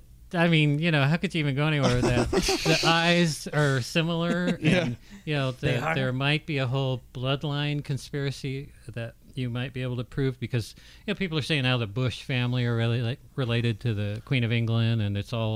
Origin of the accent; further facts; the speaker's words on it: Berlin, Germany; I grew up in Berlin, Germany, and we had East Berlin